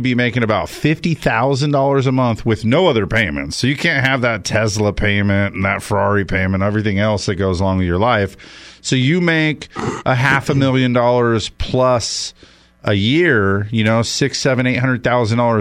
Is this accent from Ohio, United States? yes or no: no; Los Angeles, California, United States; moved away; I'm from the San Fernando Valley